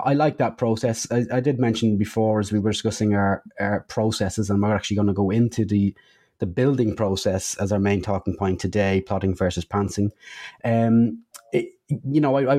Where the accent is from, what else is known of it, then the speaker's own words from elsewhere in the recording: Dublin, Leinster, Ireland; moved away; back in my hometown of Dublin